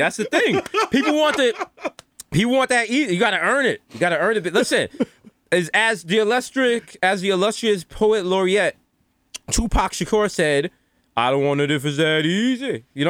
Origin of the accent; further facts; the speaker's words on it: New York City, New York, United States; I'm from Harlem.